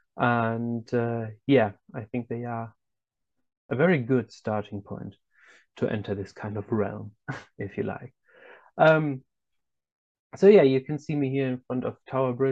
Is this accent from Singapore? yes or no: no; Germany; I'm from Germany, and I am German, as you can already tell by my name